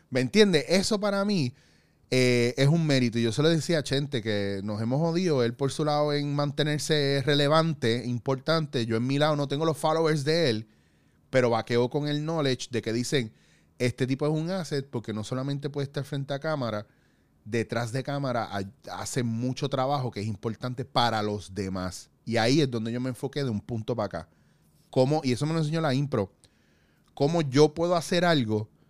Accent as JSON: {"language": "Spanish", "country": "Puerto Rico", "moved": "yes", "lives_now": "Spain"}